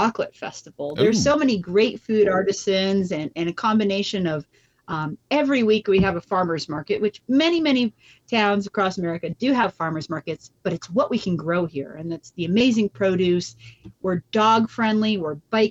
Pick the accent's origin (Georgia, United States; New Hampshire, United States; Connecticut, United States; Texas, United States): New Hampshire, United States; now in Ashland, United States; I'm originally from New Hampshire, where the ground froze from November to April. Well, I moved here.